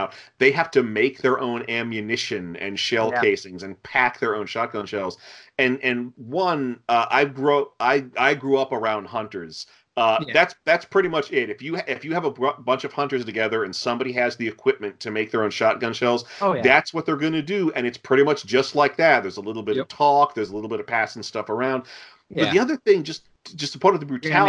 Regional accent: United States; we three, we're from America

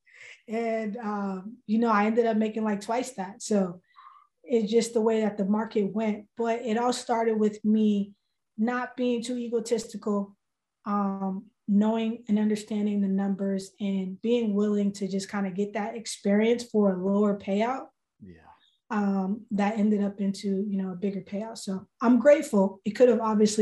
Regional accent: Boston, Massachusetts, United States; I'm born and raised in Boston

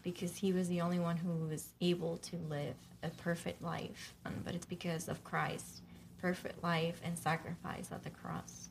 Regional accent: Dominican Republic; moved away; growing up in Dominican Republic

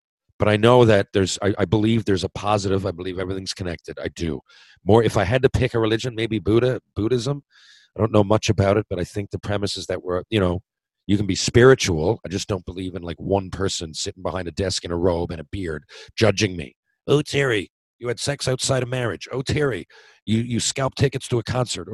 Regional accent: Mount Pearl, Newfoundland and Labrador, Canada; I felt I let everybody in my hometown down. Mount Pro Minor Hockey, retire my jersey

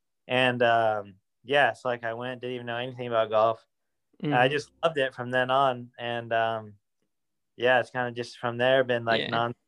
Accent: Fresno, California, United States; So I'm from Fresno, California. Lived there my entire life, lived in the same house my whole life.

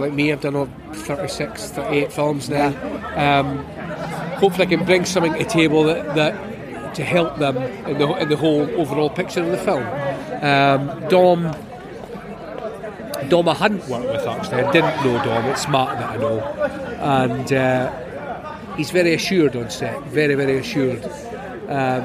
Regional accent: Scotland, United Kingdom; I'm Scottish

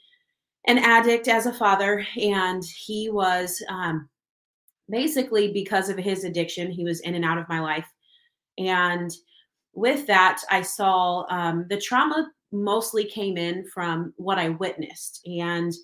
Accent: Kansas City, Kansas, United States; I am from Kansas City. Kansas, on the Kansas side, and I've been here my whole life.

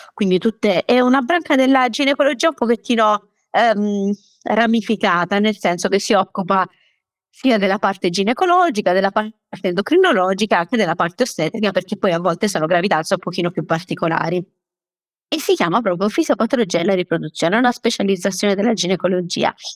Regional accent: Taranto, Apulia, Italy; io sono pugliese, sono di Taranto

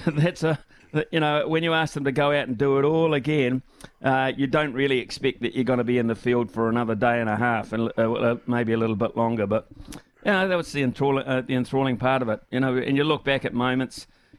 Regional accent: New Zealand

